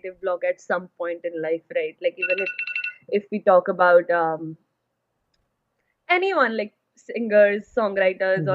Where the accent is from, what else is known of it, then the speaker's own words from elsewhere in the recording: India; moved away as an adult; also born or lived in Middle East; now in Canada; I'm from India. Right now, I'm in Canada